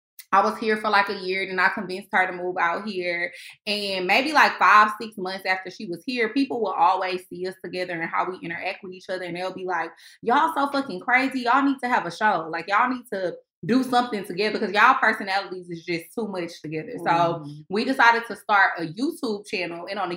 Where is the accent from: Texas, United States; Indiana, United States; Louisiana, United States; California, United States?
Texas, United States; Houston; moved away; We met in Houston because I'm from Houston.